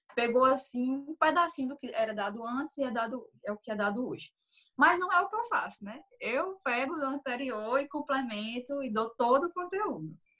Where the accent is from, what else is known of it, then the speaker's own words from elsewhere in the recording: Campina Grande, Paraíba, Brazil; sou de Campina Grande, Paraíba